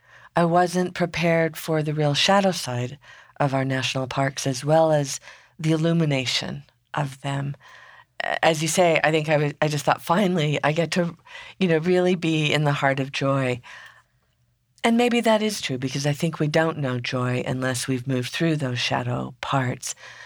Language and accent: English; Four Corners area, Utah, United States; my home country, which is in Utah, Four Corners area.